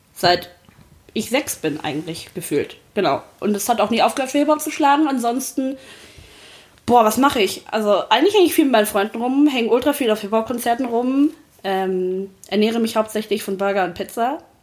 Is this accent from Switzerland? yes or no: no; Sri Lanka; ich bin gebürtig aus Sri Lanka